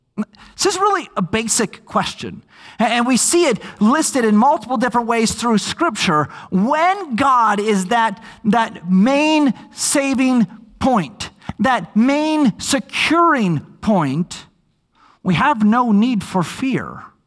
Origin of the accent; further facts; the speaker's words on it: Minnesota, United States; moved away; I grew up in Minnesota